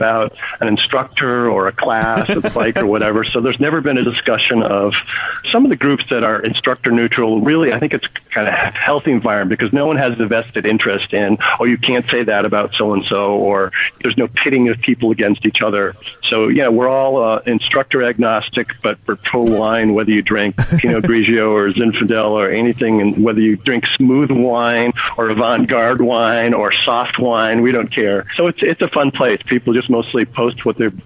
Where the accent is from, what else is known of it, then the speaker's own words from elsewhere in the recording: New England, United States; moved away as an adult; also born or lived in California; I grew up in New England, but I went to college in California